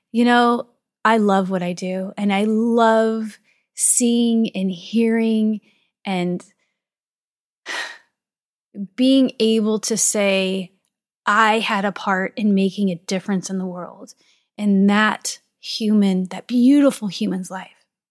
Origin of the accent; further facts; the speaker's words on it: St. Louis, Missouri, United States; I am from Saint Louis, Missouri.